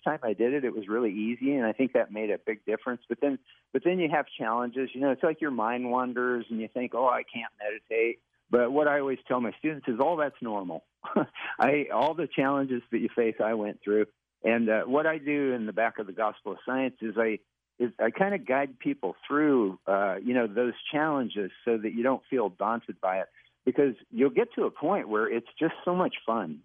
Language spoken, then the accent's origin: English; Western Kansas, United States; moved away as an adult; also born or lived in Los Angeles; I grew up in Western Kansas in a small town, and then I moved to Los Angeles after we graduated from college